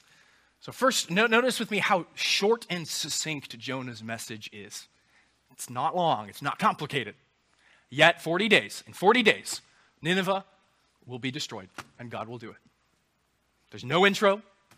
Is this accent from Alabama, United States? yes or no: no; Charleston, South Carolina, United States; also born or lived in Anderson; I grew up in Charleston